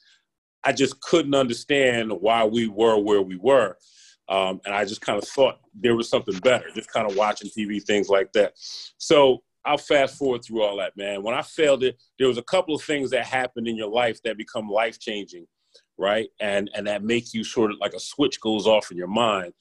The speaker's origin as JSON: {"language": "English", "town": "Philadelphia", "region": "Pennsylvania", "country": "United States", "tie": "born or raised there", "said": "When I grew up here in the city of Philadelphia, life was real."}